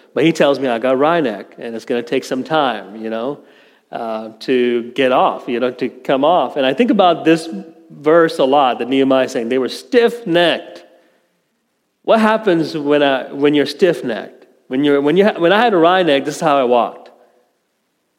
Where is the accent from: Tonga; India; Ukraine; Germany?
India; moved away; My home country in India, very prideful people, Indians